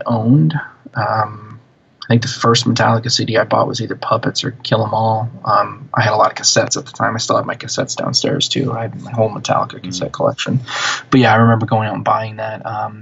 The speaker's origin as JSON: {"language": "English", "region": "central New Jersey", "country": "United States", "tie": "born or raised there", "said": "where I grew up in New Jersey, sort of central New Jersey"}